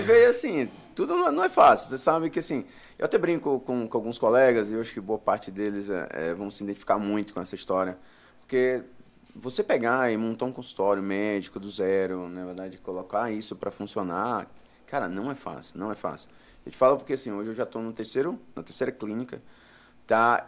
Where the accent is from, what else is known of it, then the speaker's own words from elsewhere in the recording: Floriano, Piauí, Brazil; moved away as an adult; now in São Paulo, Brazil; Na verdade, eu nasci no Piauí, sou natural de Floriano